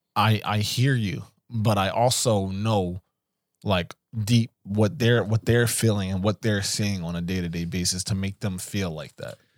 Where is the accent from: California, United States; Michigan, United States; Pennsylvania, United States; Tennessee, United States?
Pennsylvania, United States; Philadelphia; I'm coming from West Philly